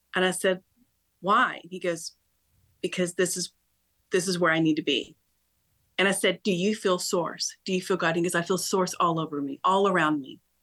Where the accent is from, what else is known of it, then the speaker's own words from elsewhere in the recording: Topeka, Kansas, United States; I was brought up in Kansas, believe it or not, born and raised in Topeka